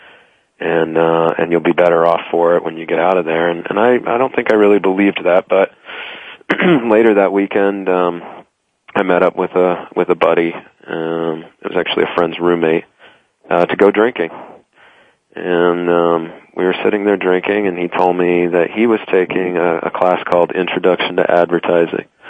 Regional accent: Texas, United States; moved away as an adult; now in New York, United States; I'm from Texas originally. I currently live in New York

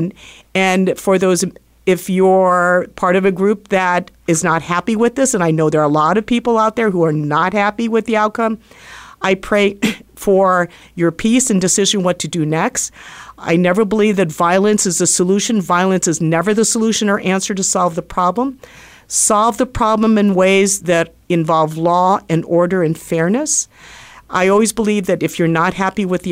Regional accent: United States

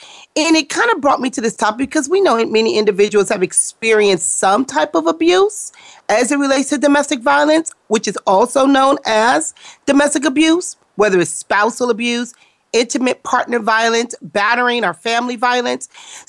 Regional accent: Compton, California, United States; growing up in the Compton area

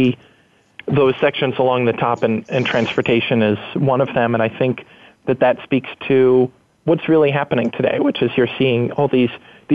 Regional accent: New York, United States; moved away as an adult; now in San Francisco, United States; I moved from New York, which is where I grew up, to San Francisco, which is where I live now.

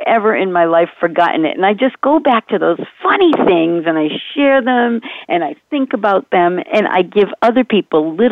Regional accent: Rhode Island, United States; I come from Rhode Island, okay? Rhode Island, okay. Massachusetts area.

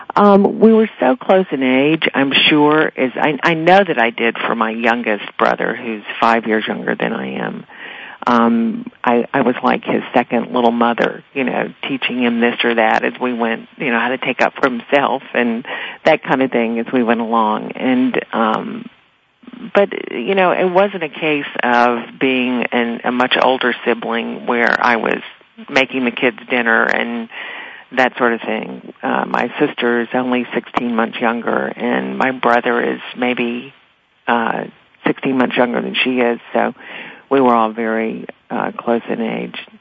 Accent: Meridian, Mississippi, United States; moved away; growing up in, in Meridian or in a town like that or in the South

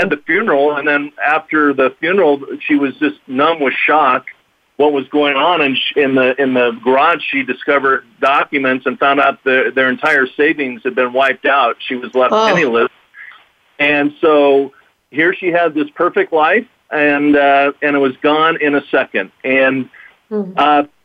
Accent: Southern California, United States; I'm from Southern California

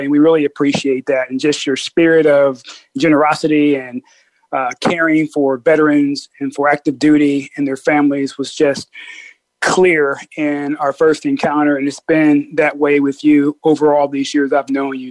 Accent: Peoria, Illinois, United States; moved away; I'm from Peoria, Illinois

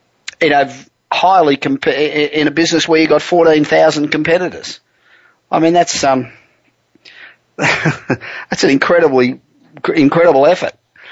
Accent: Los Angeles, California, United States; And we're coming to you this week from my hometown of Los Angeles.

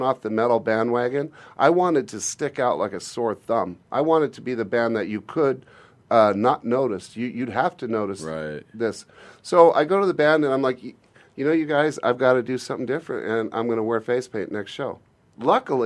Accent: Glendale, California, United States; now in Phoenix, United States; I was born in Glendale

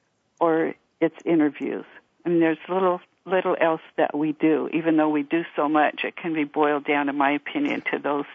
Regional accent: United States; reservation is my hometown, which was an Indian reservation

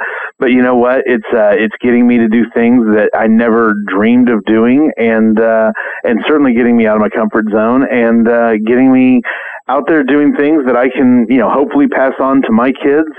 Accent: Oklahoma, United States; We did noodling here in my home state of Oklahoma.

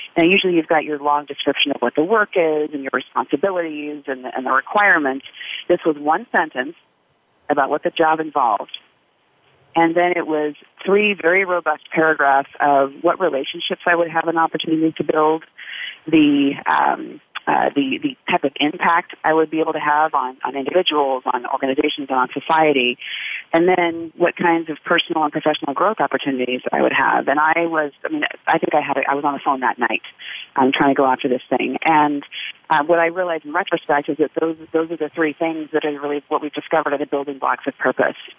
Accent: United States; also born or lived in Uganda; as an American

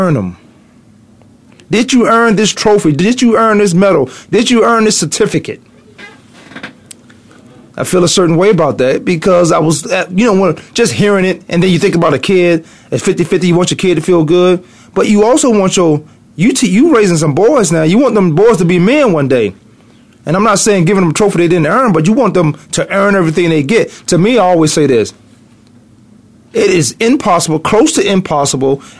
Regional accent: the South, United States; I'm from the South

